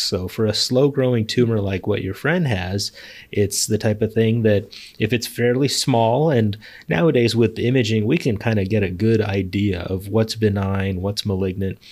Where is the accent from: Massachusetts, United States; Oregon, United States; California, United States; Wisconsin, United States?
California, United States; Los Angeles; moved away as an adult; also born or lived in Chicago / Philadelphia / Bay Area; now in San Diego, United States; I was born in Chicago, but then mostly grew up in Los Angeles